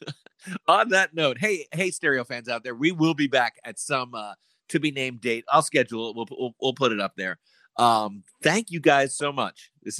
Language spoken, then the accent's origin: English; Long Island, New York, United States; moved away; I had fluff growing up on Long Island, New York.